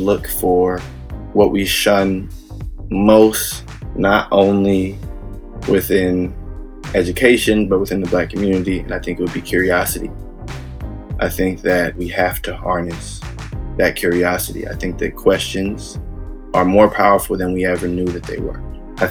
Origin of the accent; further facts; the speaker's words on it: Bay Area, California, United States; I'm a musician from the Bay Area